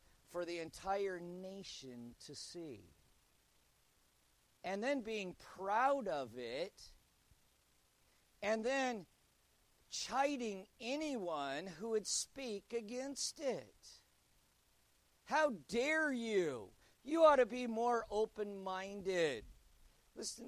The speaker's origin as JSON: {"language": "English", "country": "United States", "said": "As an American"}